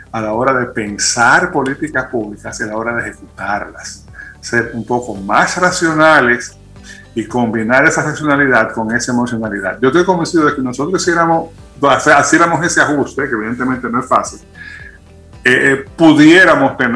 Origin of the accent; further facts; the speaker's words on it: Dominican Republic; si los dominicanos no fuéramos como fuéramos, no fuéramos dominicanos